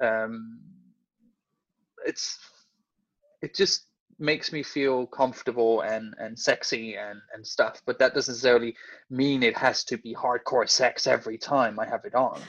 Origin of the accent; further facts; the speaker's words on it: Denmark; moved away as an adult; also born or lived in Copenhagen, Denmark / Hertfordshire, United Kingdom; now in London, United Kingdom; I am originally from Denmark. I've lived in the UK since 2009. I lived in Copenhagen before I moved here.